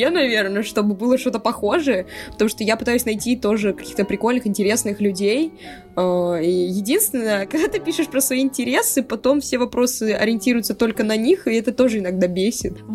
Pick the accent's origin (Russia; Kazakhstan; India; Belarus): India; Я, я из Индии.